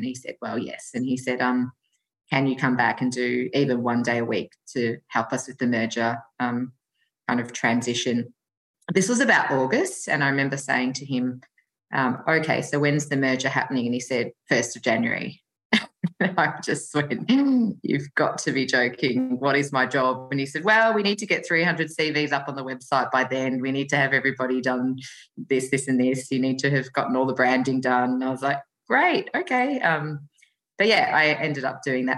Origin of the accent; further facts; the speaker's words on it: Australia; also born or lived in Tokyo, Japan; I was Australian, or I am Australian